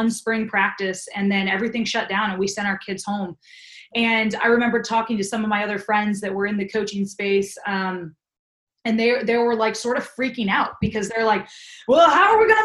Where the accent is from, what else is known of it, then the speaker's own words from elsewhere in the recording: East Coast, United States; I'm from the East Coast. I can talk fast